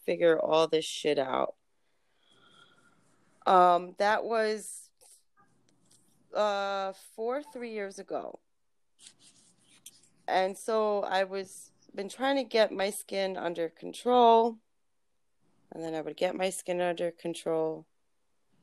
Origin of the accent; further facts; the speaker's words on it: New York City, New York, United States; also born or lived in Ulster County, New York; originally from Brooklyn